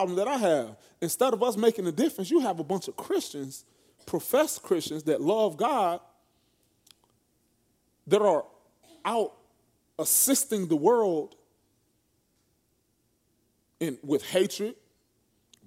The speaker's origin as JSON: {"language": "English", "region": "Florida", "country": "United States", "said": "I'm from Florida. I'm not from the South, per se."}